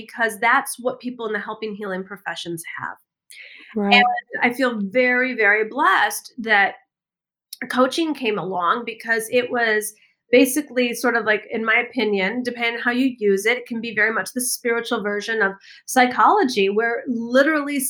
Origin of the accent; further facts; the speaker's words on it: Michigan, United States; moved away as an adult; also born or lived in California / Washington; I grew up in the Midwest in the United States, in Michigan.